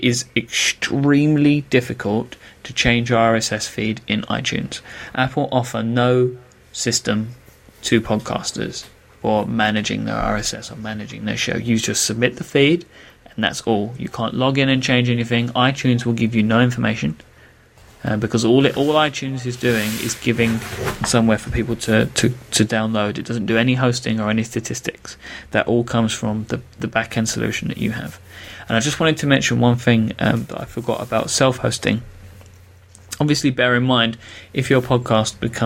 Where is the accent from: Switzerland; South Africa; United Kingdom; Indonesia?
United Kingdom; London; I'm from London, and I'm a podcaster